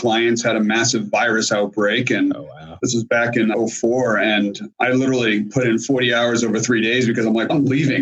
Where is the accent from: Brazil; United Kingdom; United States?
United States; Boston, Massachusetts; moved away as an adult; also born or lived in Washington, DC area; now in Springfield, Virginia, United States; I grew up in the Boston area, went to school in the Boston area